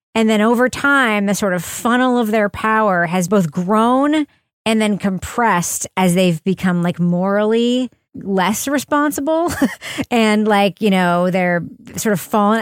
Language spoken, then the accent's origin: English; New Hampshire, United States; she just knew I was from New Hampshire